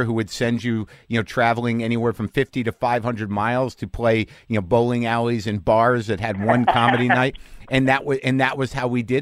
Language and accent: English; Albuquerque, New Mexico, United States; me growing up in Albuquerque